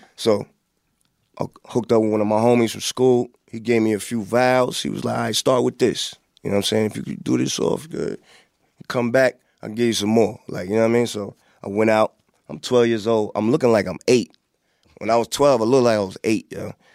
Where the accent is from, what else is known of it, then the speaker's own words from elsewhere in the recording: Hempstead, New York, United States; also born or lived in Queensbridge, New York; growing up in Hampstead